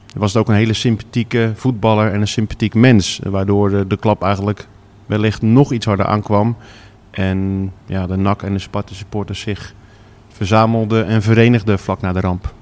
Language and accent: Dutch; Vlaardingen, South Holland, Netherlands; also born or lived in Schiedam; ik woon tegenwoordig weer in Vlaardingen, waar ik ben geboren.